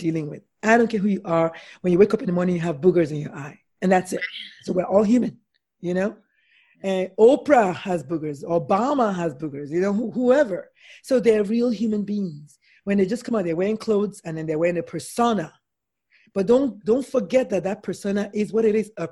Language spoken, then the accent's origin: English; Nigeria; I'm Nigerian